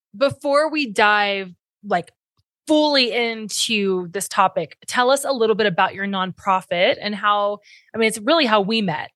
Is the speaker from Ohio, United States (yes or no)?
yes; Cincinnati, Ohio, United States; my hometown of Cincinnati